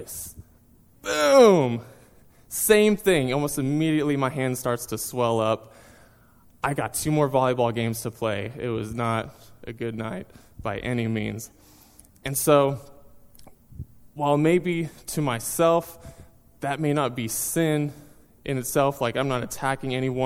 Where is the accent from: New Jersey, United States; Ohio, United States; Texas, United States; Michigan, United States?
Texas, United States; Seminole; moved away as an adult; also born or lived in Tulsa, Oklahoma; now in North Carolina, United States; I was born and raised in Texas, went all through high school in a small town called Seminole.